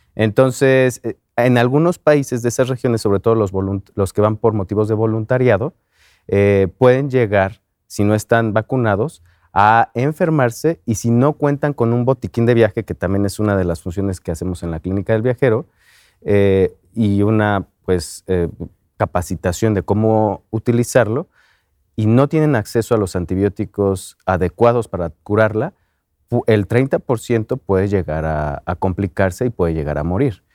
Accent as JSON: {"language": "Spanish", "country": "Mexico"}